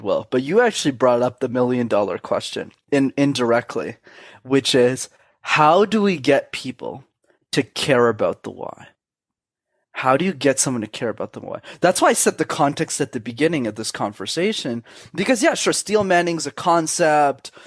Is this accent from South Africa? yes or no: no; Canada; I was born in Canada, first world country